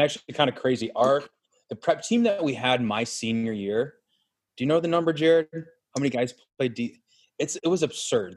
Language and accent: English; Cleveland, Ohio, United States; we're from Cleveland, and we are not the typical hockey family.